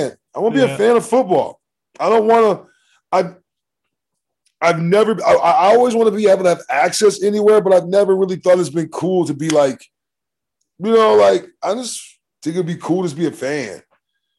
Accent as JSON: {"language": "English", "region": "Michigan", "country": "United States", "said": "we're both from Michigan, and my dad played at Michigan State."}